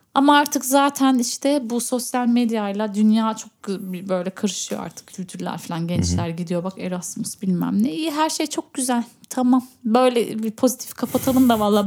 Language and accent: Turkish; Berlin, Germany; burada doğdum, büyüdüm